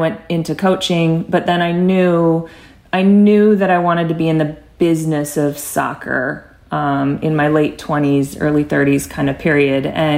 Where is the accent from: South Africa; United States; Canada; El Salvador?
United States; Arizona; I grew up in the Arizona youth soccer system